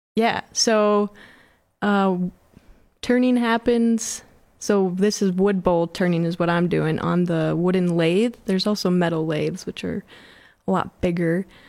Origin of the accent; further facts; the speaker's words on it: Mankato, Minnesota, United States; moved away as an adult; also born or lived in Morris, Minnesota; I'm from Mankato and just moved back almost two years ago.